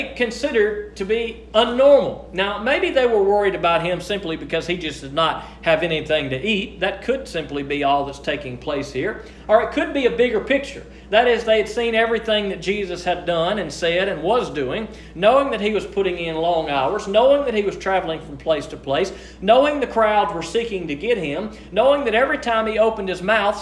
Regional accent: United States; we are born and raised in the United States of America

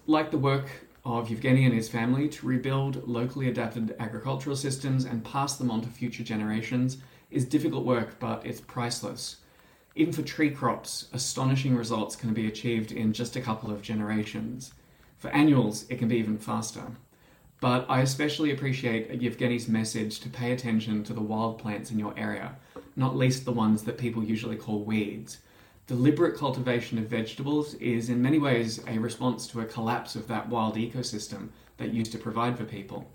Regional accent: Australia; As an Australian

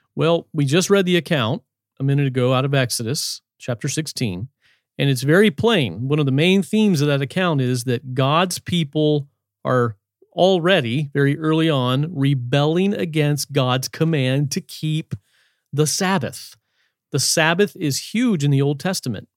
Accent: Shenandoah Valley, Virginia, United States; I grew up in the Shenandoah Valley of Virginia in the hills

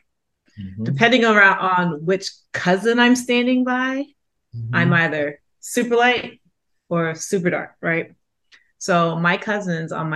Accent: New York, United States; moved away; also born or lived in South Georgia; I grew up in Queens

